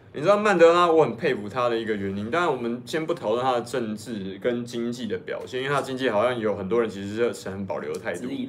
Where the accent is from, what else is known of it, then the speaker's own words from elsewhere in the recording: Hong Kong; 我身为香港人